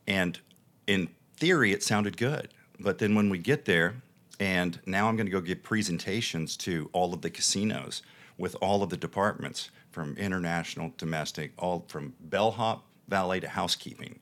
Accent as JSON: {"language": "English", "region": "the Bible Belt", "country": "United States", "tie": "born or raised there", "moved": "yes", "lives_now": "Las Vegas, United States", "said": "being born and raised in the Bible Belt and in the faith"}